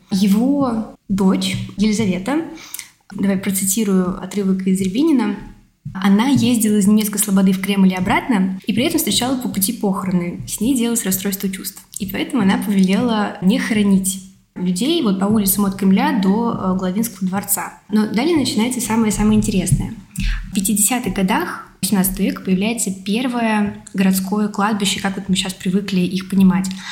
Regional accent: Tula Oblast, Russia; now in Moscow, Russia; я не москвичка, я сама из Тульской области

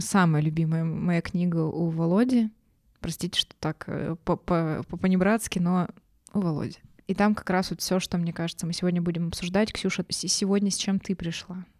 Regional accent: Yekaterinburg, Sverdlovsk Oblast, Russia; мы из Екатеринбурга

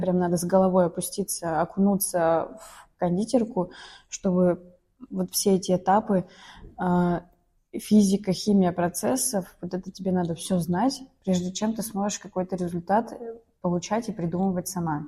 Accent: Izhevsk, Udmurtia, Russia; moved away; я из Ижевска родом.

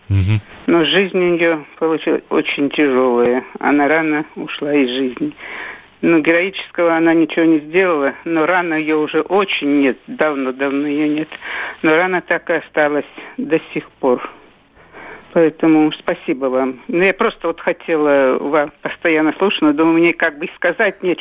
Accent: Kursk Oblast, Russia; now in Belgorod, Russia; Это я из Белгорода говорю. Угу. Но детство мое прошло в Курской области, в деревне.

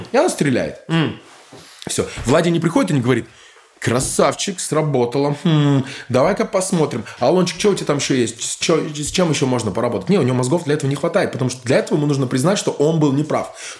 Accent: Bamberg, Bavaria, Germany; moved away; also born or lived in Berlin; я вырос а, в Бамберге, рядом была казарма

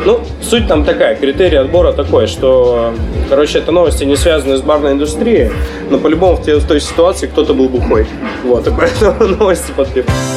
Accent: Yakutia, Sakha Republic, Russia; now in Novosibirsk, Russia; я из Якутии

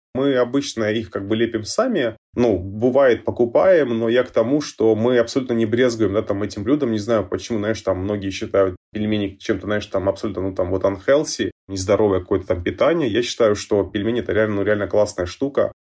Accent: Georgia; moved away; я сам родился и вырос в Грузии

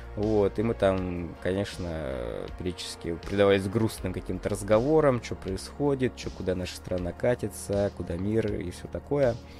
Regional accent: Russia; я из России

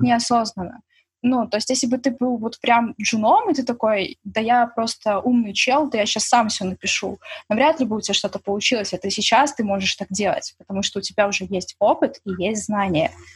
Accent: Belarus

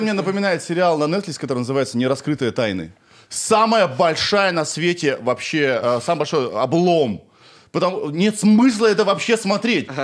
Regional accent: Kirov, Kirov Oblast, Russia; moved away as an adult; я сам из Кирова и до двадцати пяти

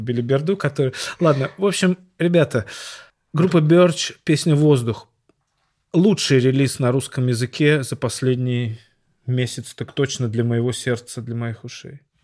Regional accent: Saint Petersburg, Russia; я странный парень из Петербурга

